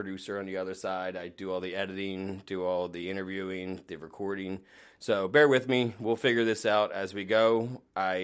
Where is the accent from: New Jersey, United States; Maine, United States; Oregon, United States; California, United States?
New Jersey, United States; I grew up in Jersey